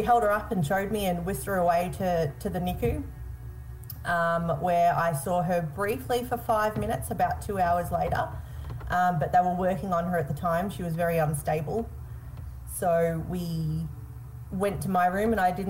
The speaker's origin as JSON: {"language": "English", "town": "Melbourne", "region": "Victoria", "country": "Australia", "said": "I'm from Melbourne in Victoria"}